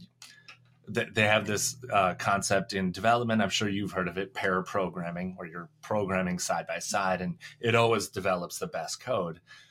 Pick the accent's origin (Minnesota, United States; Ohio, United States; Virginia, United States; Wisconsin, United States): Minnesota, United States; I grew up in a small town, Minnesota.